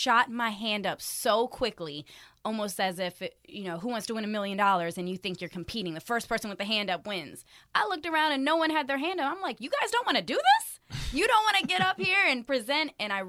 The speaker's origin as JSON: {"language": "English", "town": "Frankfurt", "region": "Hesse", "country": "Germany", "tie": "born or raised there", "also_born_or_lived": "Miami, United States", "said": "I was born in Miami, but we were a military family, so we did jump around a little bit. My parents are both in the military, and so I grew up in Germany, Frankfurt"}